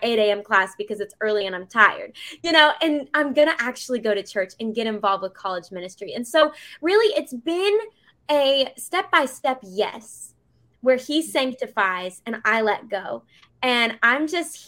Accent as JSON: {"language": "English", "town": "Bentonville", "region": "Arkansas", "country": "United States", "tie": "born or raised there", "moved": "as an adult", "lives_now": "Middle Tennessee, United States", "said": "I grew up in Bentonville, Arkansas for the first 18 years of my life"}